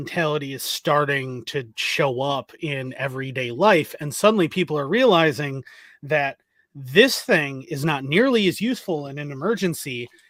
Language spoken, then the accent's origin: English; Ireland; I was raised by a Gen X guy who may or may not have been rather political during the Troubles, and I was raised in Ireland.